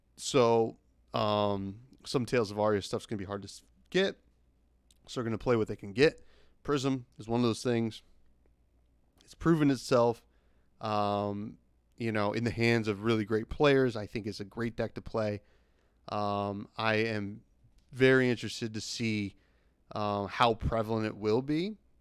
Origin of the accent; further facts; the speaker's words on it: New Jersey, United States; I'm from Jersey